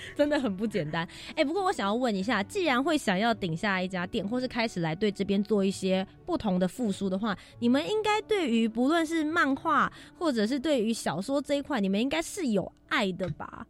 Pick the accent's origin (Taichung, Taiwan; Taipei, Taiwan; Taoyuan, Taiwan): Taipei, Taiwan; 我们家从小就住在市大